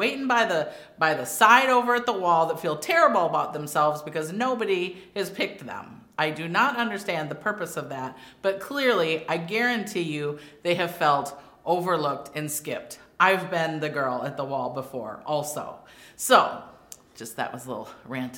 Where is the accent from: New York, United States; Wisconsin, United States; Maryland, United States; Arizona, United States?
Wisconsin, United States; I grew up in Wisconsin